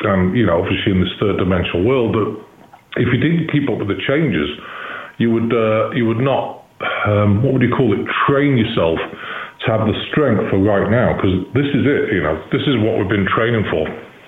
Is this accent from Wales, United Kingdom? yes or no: no; Chester, North West England, United Kingdom; born there; now in Missouri, United States; Now, I'm in the United States. I live in Missouri, but I was born in Chester, which is 20 miles from Liverpool and 30 miles from Manchester.